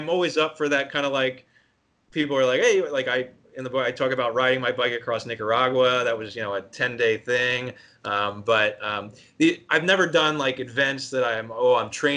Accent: outside of Philadelphia, Pennsylvania, United States; I grew up East Coast outside of Philly

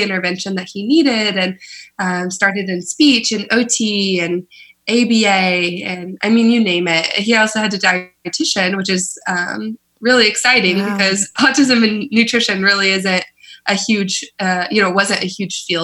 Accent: Oklahoma, United States; moved away as an adult; now in San Francisco, United States; I am originally from Oklahoma

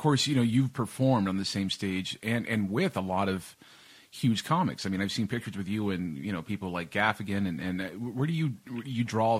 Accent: Texas, United States; moved away as an adult; now in Canada; I come from Texas, right? So it's a little bit more hard-nosed justice over there

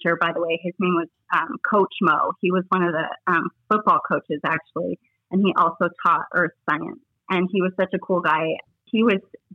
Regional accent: Littleton, Colorado, United States; also born or lived in Denver, Colorado; I was born and raised in Littleton, Colorado.

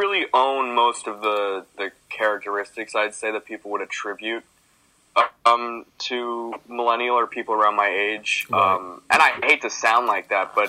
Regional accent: New York City, New York, United States; I'm from Queens, New York

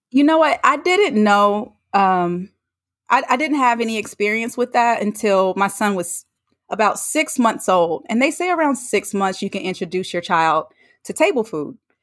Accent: North Carolina, United States; moved away; I'm from North Carolina. I went home to see family.

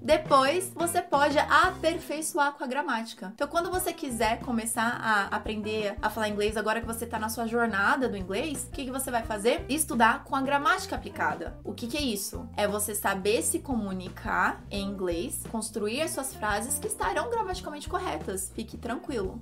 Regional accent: São Paulo, Brazil; accent: paulista; first language Portuguese; Eu sou paulista, não tenho, não importo com meu sotaque de paulista, todo mundo fala que eu sou do interior, sendo que eu não sou

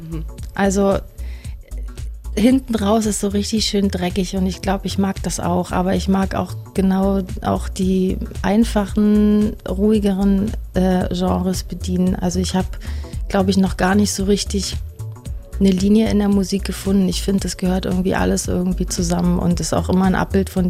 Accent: Berlin, Germany; Und ich meine, ich komme aus Berlin und ähm, ja, manchmal war ich irgendwie ganz schön kulturgesättigt

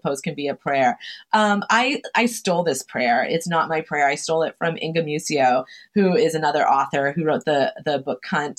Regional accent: Chelsea, Massachusetts, United States; I'm from Chelsea, Massachusetts. It's a immigrant heavy working class, working poor city in Massachusetts

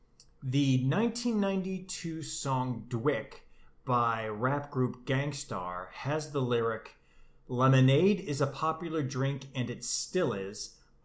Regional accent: Ohio, United States; I am from Ohio

